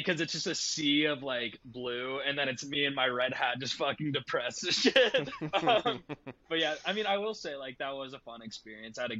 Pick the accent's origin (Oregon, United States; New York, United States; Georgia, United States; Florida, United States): Georgia, United States; Atlanta; I'm just from Atlanta.